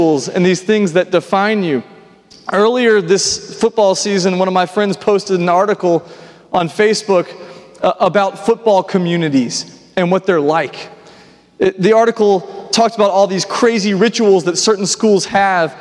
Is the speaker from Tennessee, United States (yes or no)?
yes; Nashville, Tennessee, United States; I grew up here in Nashville